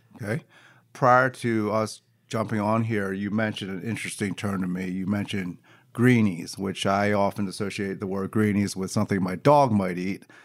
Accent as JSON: {"language": "English", "town": "Philadelphia", "region": "Pennsylvania", "country": "United States", "said": "I'm from Philadelphia"}